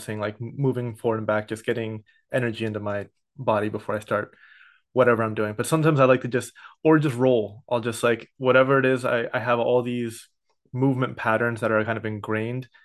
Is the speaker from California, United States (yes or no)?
yes; San Ramon, California, United States; also born or lived in Santa Barbara, California / Oakland, California / Berkeley, California; I was a first generation born in San Ramon in the East Bay. So I grew up there until I went to Santa Barbara